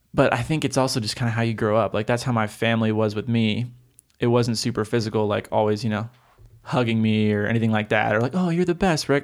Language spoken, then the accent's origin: English; Oregon, United States; I grew up in Oregon.